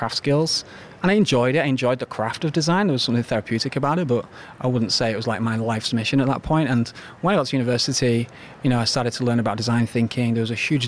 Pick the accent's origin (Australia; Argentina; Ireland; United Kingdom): United Kingdom; the north of England; moved away as an adult; now in New York, United States; In the north of England